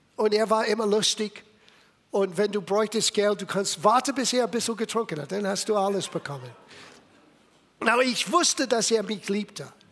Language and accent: German; Little Italy, East Coast, United States; German is a second language; moved away as an adult; also born or lived in California; Ich bin in Little Italy geboren